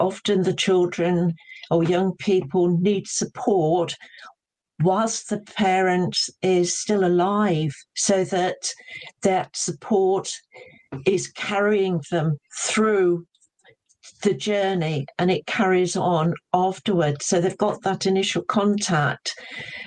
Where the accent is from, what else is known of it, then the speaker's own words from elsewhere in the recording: United Kingdom; also born or lived in Droitwich, Worcestershire; as British people